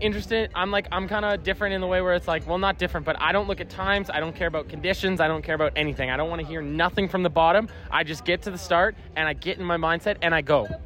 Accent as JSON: {"language": "English", "country": "Canada", "said": "I'm a Canadian"}